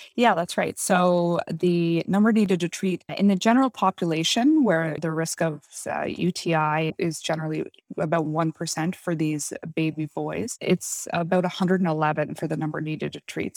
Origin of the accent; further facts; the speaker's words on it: East Coast of Canada, Canada; moved away as an adult; also born or lived in Halifax, Nova Scotia / Alberta / Toronto; I'm from the East Coast of Canada originally